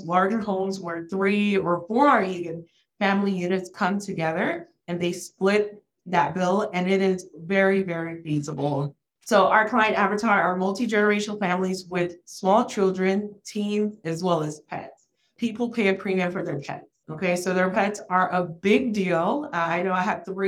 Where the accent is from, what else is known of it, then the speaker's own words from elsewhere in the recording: Florida, United States; also born or lived in Haiti; raised in an underrepresented area in Florida